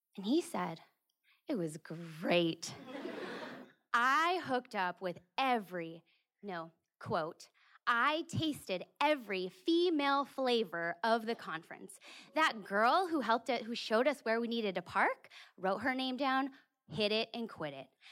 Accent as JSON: {"language": "English", "region": "California", "country": "United States", "tie": "born or raised there", "moved": "yes", "said": "my home state of California"}